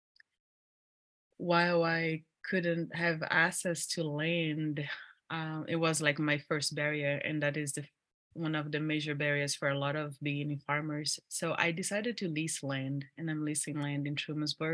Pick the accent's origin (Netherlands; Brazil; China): Brazil; English is a second language; moved away as an adult; now in Ithaca, United States; I am from Brazil and I live in Ithaca, New York.